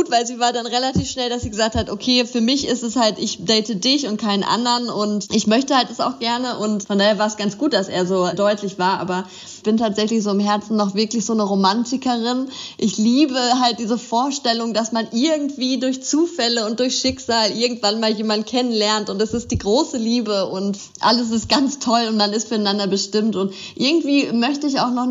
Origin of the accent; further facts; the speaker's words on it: Bielefeld, North Rhine-Westphalia, Germany; born there; now in Cologne, Germany; Also ich komme äh, gebürtig aus Bielefeld, aber bin zum Studieren dann nach Köln gegangen und bin jetzt auch schon ziemlich lange in Köln